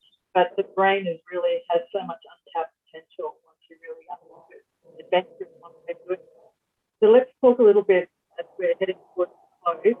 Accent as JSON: {"language": "English", "region": "Queensland", "country": "Australia", "tie": "born or raised there", "said": "where I grew up in Queensland"}